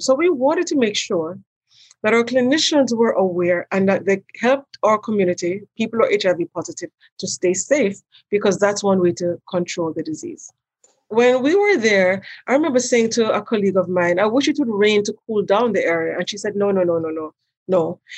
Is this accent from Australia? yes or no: no; Jamaica; moved away as an adult; also born or lived in New York; now in United States; I'm from Jamaica originally, and I've been here since 1982 when I came to do my undergraduate degree at Pratt Institute in New York.